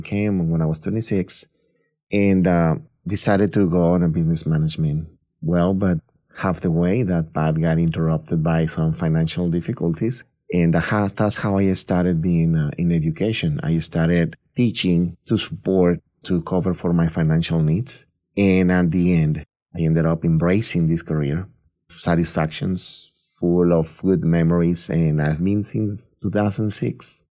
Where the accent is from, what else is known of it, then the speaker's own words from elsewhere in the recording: Tampico, Tamaulipas, Mexico; moved away as an adult; now in United States; I'm originally born and raised in Mexico. I grew up in a small town in the coast of the Gulf of Mexico, Tampico, Tamaulipas, which is right below Texas.